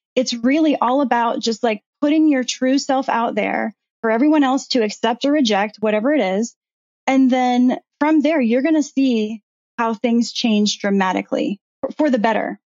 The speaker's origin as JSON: {"language": "English", "town": "Virginia Beach", "region": "Virginia", "country": "United States", "tie": "born or raised there", "said": "I grew up in Virginia Beach"}